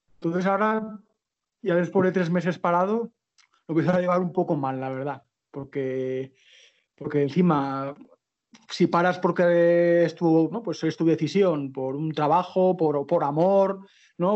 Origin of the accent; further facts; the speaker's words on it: Zaragoza, Aragon, Spain; moved away as an adult; soy de Zaragoza